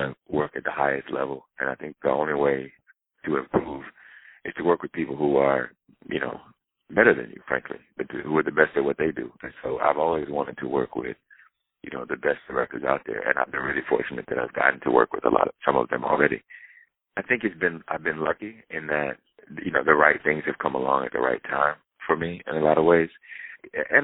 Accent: the South, United States; where I grew up in the South

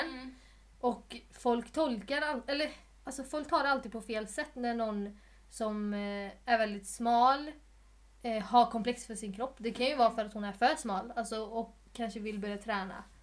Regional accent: Sweden; jag är ju svensk.

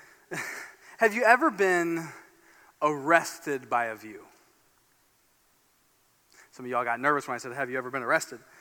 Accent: Fort Wayne, Indiana, United States; I grew up in Indiana, in Fort Wayne, Indiana, northeast Indiana

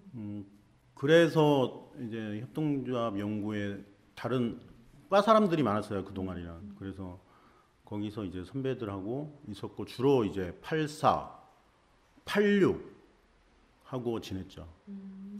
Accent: Goheung, South Jeolla, South Korea; moved away as an adult; 고향은 전라남도 고흥이에요

